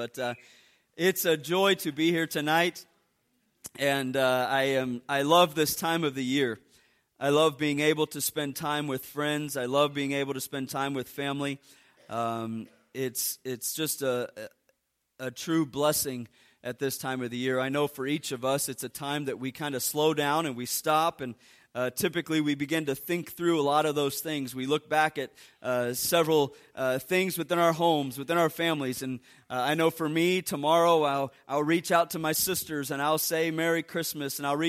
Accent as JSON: {"language": "English", "region": "Ohio", "country": "United States", "tie": "born or raised there", "said": "I grew up in Ohio in a small little town."}